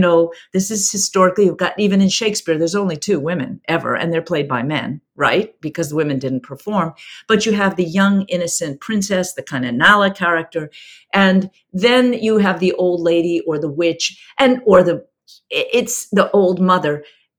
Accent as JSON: {"language": "English", "country": "South Africa", "accent": "South African", "said": "So again, my South African accent's gone out the window. It's been too many years."}